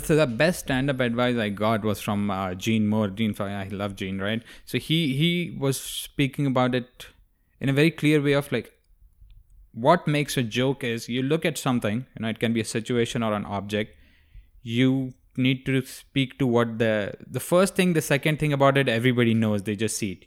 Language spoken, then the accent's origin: English; India; moved away; I didn't grow up in the Middle East, if you're asking that. I grew up in India.